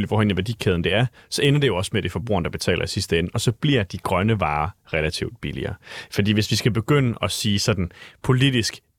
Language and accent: Danish; Jutland, Denmark; nu er jeg jo selv fra Jylland